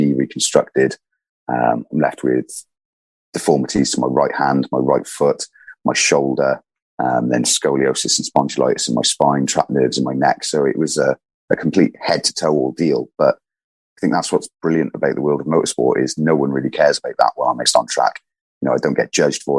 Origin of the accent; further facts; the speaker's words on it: Welsh, Wales, United Kingdom; being Welsh